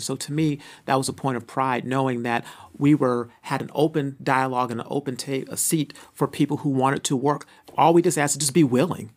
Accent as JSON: {"language": "English", "town": "Phoenix", "region": "Arizona", "country": "United States", "also_born_or_lived": "California", "moved": "as an adult", "said": "I'm from Phoenix, Arizona. Uh, grew up in a single-parent home."}